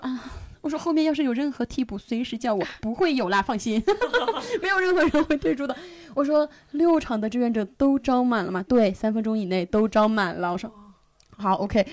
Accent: a border town in southwest China, China; moved away as an adult; also born or lived in Chongqing; now in Beijing, China; 我小时候是在一个，呃，镇上西南的一个边陲小镇上学

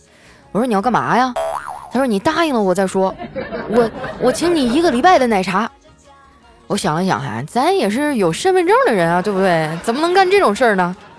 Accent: Northeast China, China; 身为一个东北人

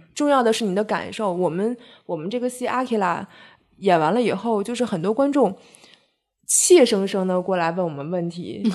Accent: China; 我们中国人

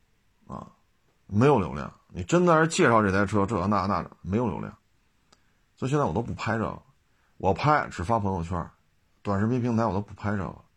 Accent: Beijing, China; 我们北京人叫不上班去，好家伙！我说这他妈真给北京人丢脸啊！

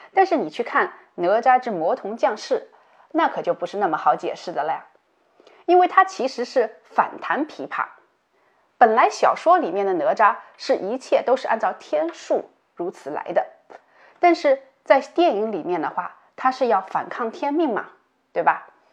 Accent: China; 我们中国人

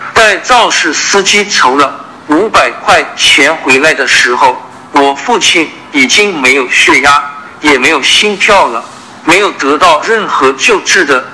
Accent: Zhumadian, Henan, China; moved away; also born or lived in Zhengzhou, Henan; 我出生在河南郑州，但成长在河南省驻马店

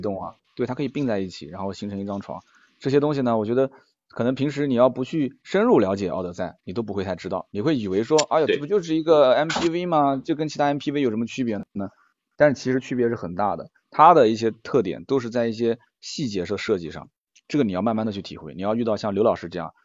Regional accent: Nanjing, Jiangsu, China; 我们南京人讲这个讲不清楚

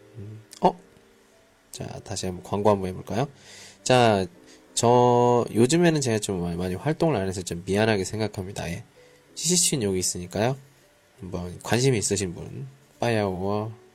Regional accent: South Korea; now in Qingdao, China; 한국에서 왔습니다

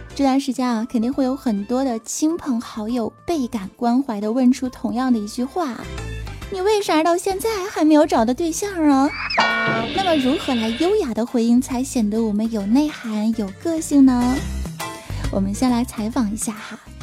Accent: Northeast China, China; 我身为一个东北人

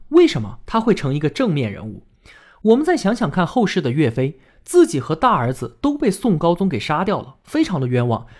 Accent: China; 我们中国人

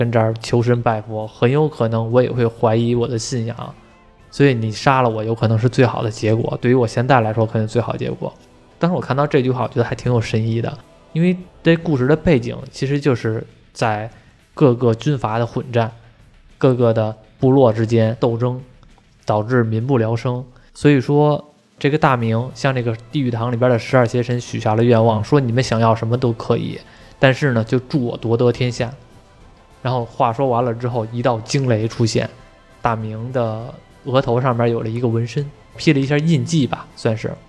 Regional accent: China; 像比如说我们中国人民都知道的《铁臂阿童木》。

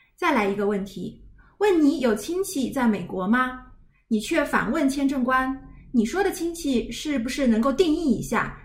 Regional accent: China; 我们中国人

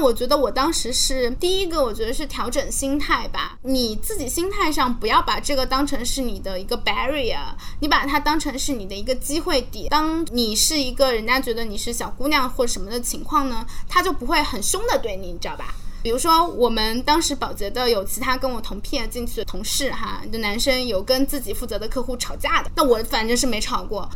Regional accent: Zhejiang, China; 因为我是浙江人嘛

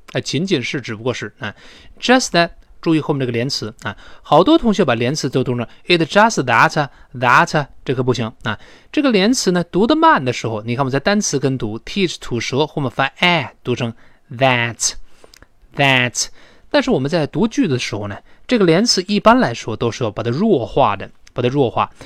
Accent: China; 我们中国人

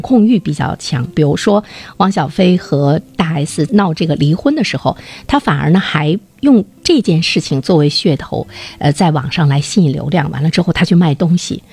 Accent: China; 我们中国人对于子女的那种

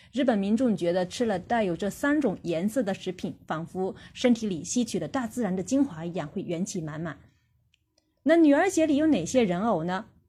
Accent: China; 我们中国人

